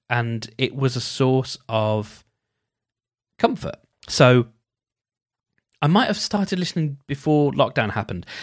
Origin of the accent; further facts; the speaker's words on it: United Kingdom; as a Brit, I ha, I am duty bound to pronounce it Ackerman